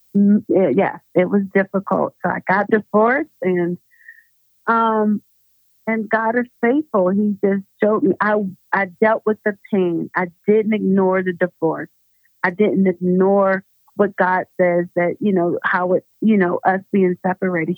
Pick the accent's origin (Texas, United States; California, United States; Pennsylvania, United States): Pennsylvania, United States; Pittsburgh; moved away as an adult; now in Denver, United States; I am originally from Pittsburgh, Pennsylvania